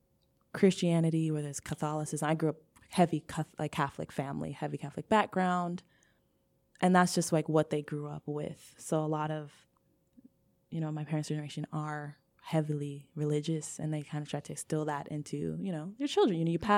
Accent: Nigeria; now in United States; what does queerness look like being a Nigerian, where because of like colonialism, we've been told there's only really two genders

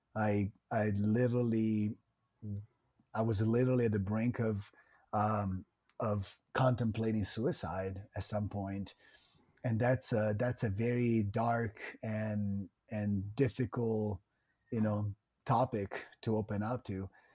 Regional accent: Italian Riviera, Liguria, Italy; moved away as an adult; also born or lived in Florida, United States; now in United States; I, I was born and raised in Italy

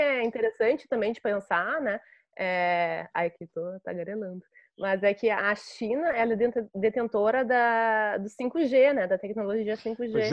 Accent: Brazil; enquanto brasileiras e brasileiros, né, que que vivemos

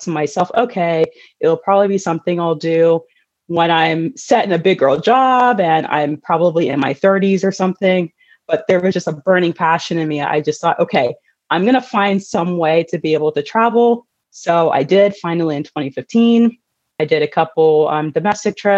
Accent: Delaware, United States; I'm actually from Delaware. So went to my home school and everything.

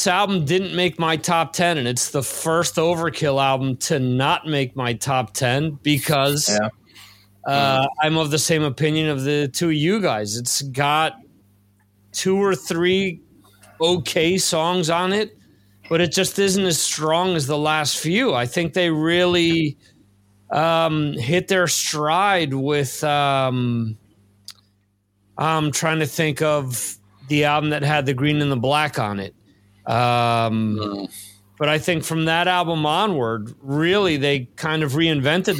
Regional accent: New Jersey, United States; my home state of New Jersey

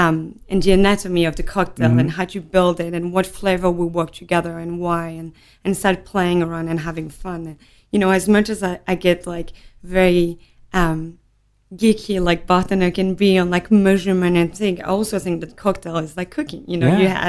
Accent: Nîmes, Occitania, France; also born or lived in Montpellier; So I was born in Montpellier, which is next door. Grew up in Nîmes, which is Languedoc-Roussillon. So beautiful, beautiful, beautiful region in the south of France.

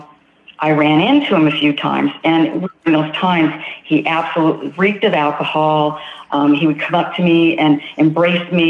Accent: Rancho Cucamonga, California, United States; I am from California, Southern California, a city called Rancho Cucamonga

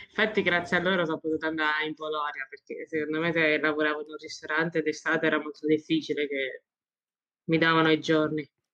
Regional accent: Roccafluvione, province of Ascoli Piceno, Marche, Italy; vengo da Rocapione, è un piccolo paesino nelle Marche, in provincia di Ascoli Vicena

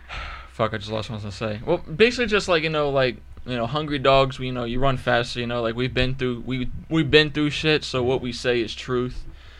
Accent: New York, United States; I grew up in New York, which literally just getting food and keeping the lights on was hard

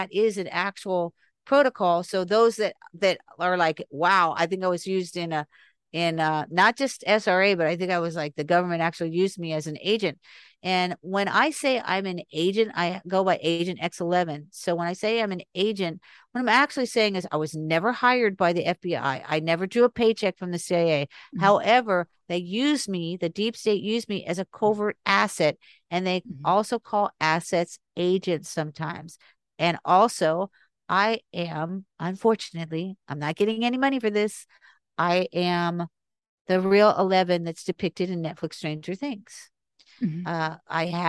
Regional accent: North Miami Beach, Florida, United States; And I was raised in Ives Estates mm-hmm. for 17 years. I went to Mady Ives Elementary School. I lived off Ives Dairy Road in North Miami Beach off the 95.

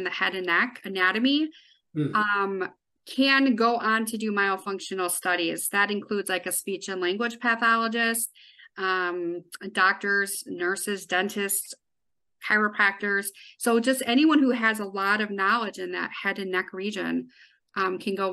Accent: Northwestern Connecticut, United States; now in Wisconsin, United States; So I live in Wisconsin. I've been here for 20 years, but I actually grew up in Northwestern Connecticut

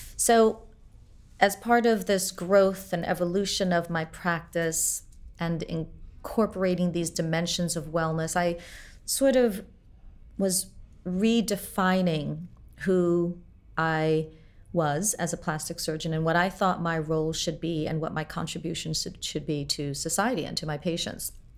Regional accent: Port-au-Prince, Ouest, Haiti; I was born in Port-au-Prince, Haiti

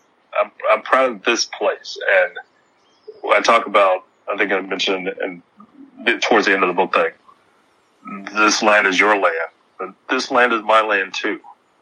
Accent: Texas, United States; a lot of people had stereotypes of Texas, and they would say, well, why are you so proud of being a Texan?

